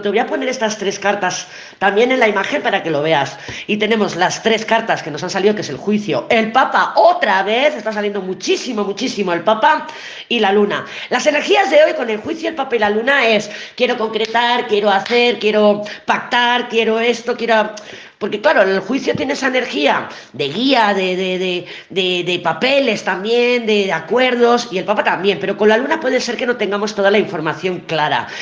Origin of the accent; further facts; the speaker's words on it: Barcelona, Catalonia, Spain; cuando era pequeña y vivía en Barcelona